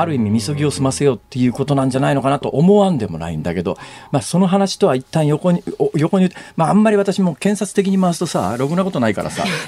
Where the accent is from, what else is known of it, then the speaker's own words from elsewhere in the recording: Saitama, Japan; moved away as an adult; now in Osaka, Japan; 小学校上がる1年前から埼玉県で大学卒業するまでいた